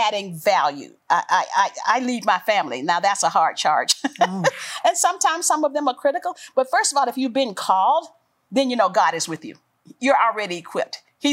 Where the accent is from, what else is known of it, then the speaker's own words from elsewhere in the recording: Tyler, Texas, United States; I was born in the South.